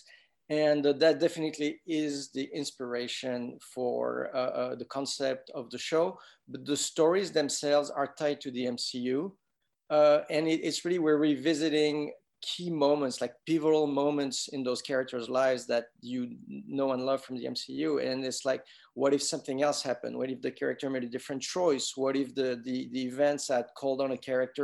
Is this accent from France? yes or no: yes; France; moved away; I grew up in France